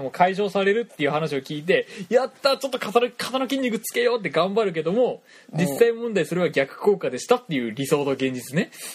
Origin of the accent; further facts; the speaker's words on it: Toyama, Japan; accent: Toyama dialect; こんなに富山弁バリバリで、